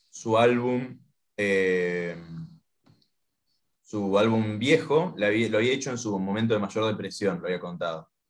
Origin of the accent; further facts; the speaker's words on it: Paraguay; born there; Yo, nací en Paraguay, claro.